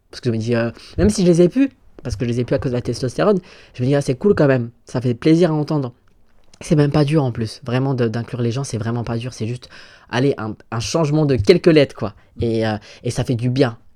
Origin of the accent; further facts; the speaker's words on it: Gabon; voilà, je suis gabonais, j'aimerais bien aller au Gabon. Je peux pas. Je veux pas me risquer à y aller.